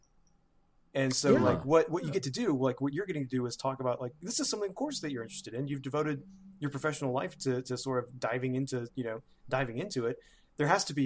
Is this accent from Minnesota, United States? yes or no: no; Birmingham, Alabama, United States; my hometown